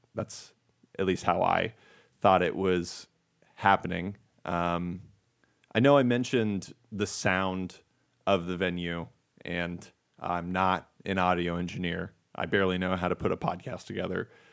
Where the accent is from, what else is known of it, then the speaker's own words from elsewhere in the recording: United States; I am American, not Canadian